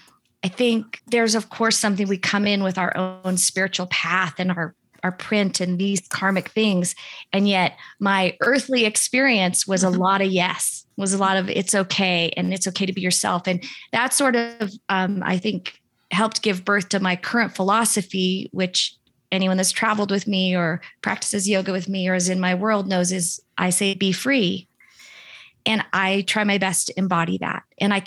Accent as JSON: {"language": "English", "town": "Seattle", "region": "Washington", "country": "United States", "tie": "born there", "said": "I was born in Seattle and I'm fourth generation Seattle on both sides of my family."}